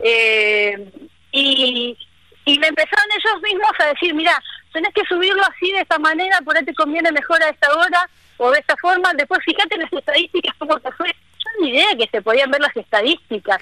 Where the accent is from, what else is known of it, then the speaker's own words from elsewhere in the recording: Buenos Aires, Argentina; moved away as an adult; also born or lived in Córdoba; now in Misiones, Argentina; yo soy porteña, nacida bien en el barrio de Belgrano, bien porteña.